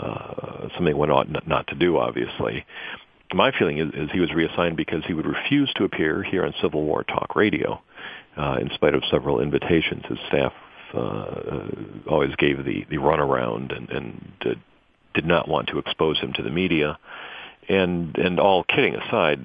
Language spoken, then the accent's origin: English; Highland Park, Michigan, United States; moved away; I grew up in Highland Park, Woodward and Six Mile